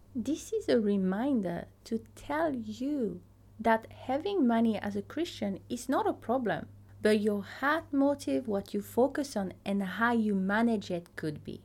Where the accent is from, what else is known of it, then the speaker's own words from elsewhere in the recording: Teahupo'o, French Polynesia; first language French; English is a second language; moved away as an adult; now in New Zealand; I grew up in a small town called Teahupo